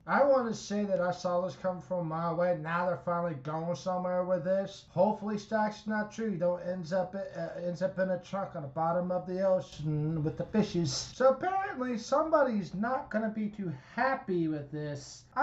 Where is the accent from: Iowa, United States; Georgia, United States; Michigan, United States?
Iowa, United States; No, I'm from Iowa. Never mind.